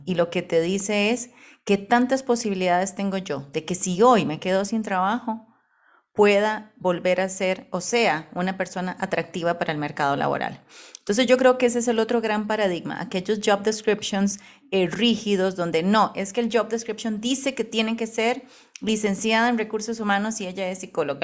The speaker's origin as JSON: {"language": "Spanish", "country": "Costa Rica", "said": "yo soy costarricense."}